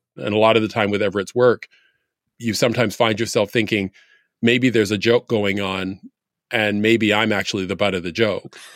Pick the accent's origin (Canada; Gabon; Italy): Canada; now in United States; when I tell people where I'm from, I tell people I was born in Canada